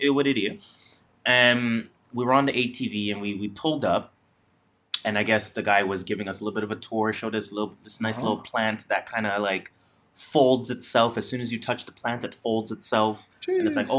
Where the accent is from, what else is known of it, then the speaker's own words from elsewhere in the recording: Toronto, Ontario, Canada; I'm Jamaican, I'm also from Toronto